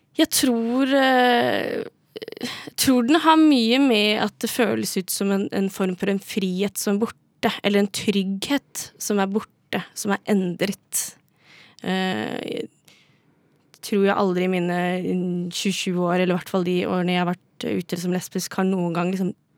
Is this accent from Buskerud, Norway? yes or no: yes; Drammen, Buskerud, Norway; now in Oslo, Norway; er fra Drammen